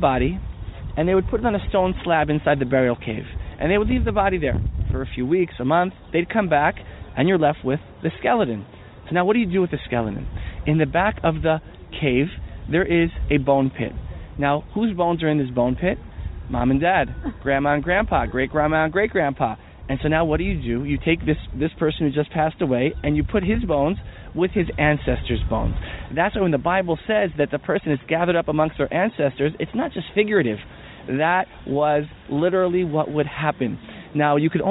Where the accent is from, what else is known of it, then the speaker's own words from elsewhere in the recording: New Jersey, United States; now in Jerusalem, Israel; Now, I grew up in New Jersey.